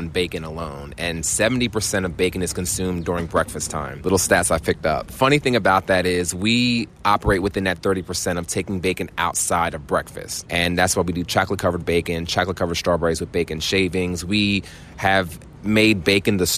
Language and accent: English; Cape May, New Jersey, United States; I'm from Cape May, New Jersey